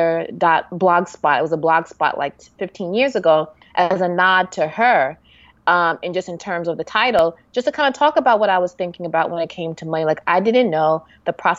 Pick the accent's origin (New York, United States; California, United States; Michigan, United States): New York, United States; New York City; I'm from New York